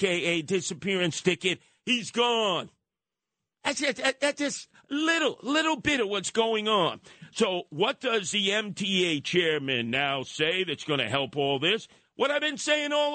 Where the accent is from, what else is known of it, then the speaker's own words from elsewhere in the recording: New York City, New York, United States; growing up in Canarsie, right there on Flatlands Avenue and Rockaway Parkway